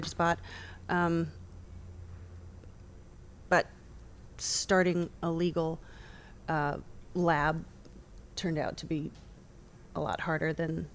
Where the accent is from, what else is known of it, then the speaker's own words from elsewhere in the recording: Laguna Beach, California, United States; also born or lived in Boston; Born in Boston, raised in Laguna Beach, California